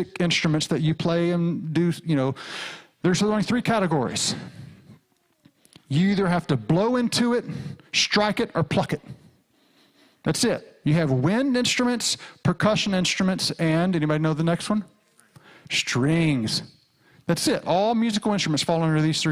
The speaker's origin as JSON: {"language": "English", "region": "rural Arkansas", "country": "United States", "tie": "born or raised there", "said": "I grew up in the Southern Baptist Church in rural Arkansas."}